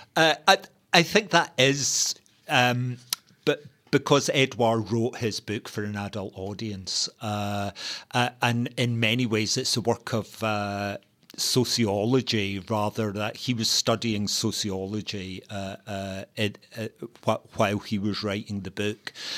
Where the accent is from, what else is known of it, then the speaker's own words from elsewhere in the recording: Glasgow, Scotland, United Kingdom; a young working class uh, uh, gay teenager growing up in Glasgow